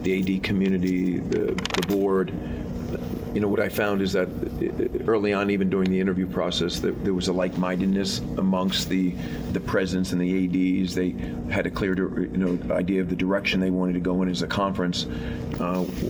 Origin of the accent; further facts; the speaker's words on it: the Northeast, New Jersey, United States; moved away; also born or lived in New York; I grew up in the Northeast and, you know, there's our State University of Rutgers is there